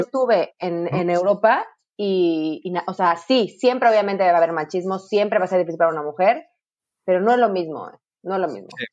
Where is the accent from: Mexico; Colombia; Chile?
Mexico; como mexicanos